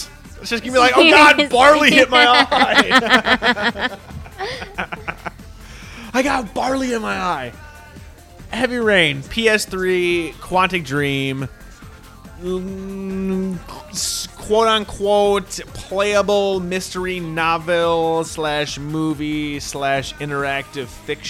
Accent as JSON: {"language": "English", "region": "Minnesota", "country": "United States", "said": "we're from Minnesota"}